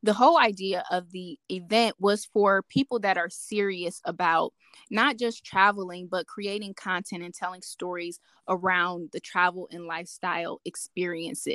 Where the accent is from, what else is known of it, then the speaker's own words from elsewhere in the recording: Cleveland, Ohio, United States; I grew up in Cleveland, Ohio